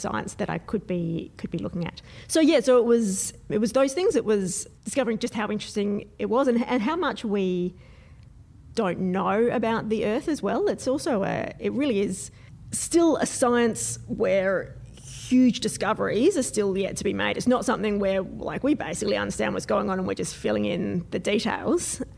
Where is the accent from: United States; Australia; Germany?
Australia; Adelaide, South Australia; I'm from Adelaide, at least in South Australia